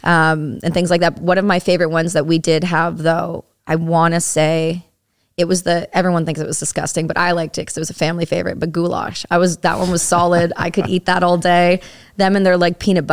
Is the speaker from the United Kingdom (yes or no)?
no; Campbellford, Ontario, Canada; I'm from Ontario. I'm not far outside. I'm from a small town called Campbellford